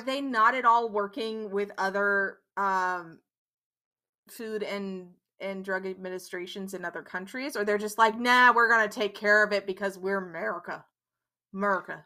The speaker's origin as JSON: {"language": "English", "country": "Netherlands", "tie": "born or raised there", "said": "I grew up in the Netherlands"}